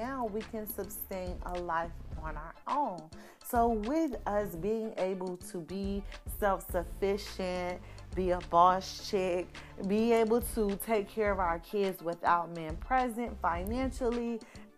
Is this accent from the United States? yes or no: yes; Florida, United States; the godmother of us baddies from Florida